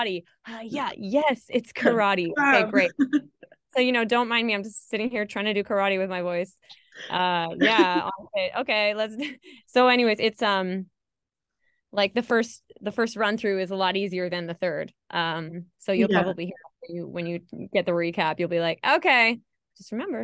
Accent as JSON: {"language": "English", "country": "Canada", "moved": "yes", "lives_now": "Sweden", "said": "I'm Canadian"}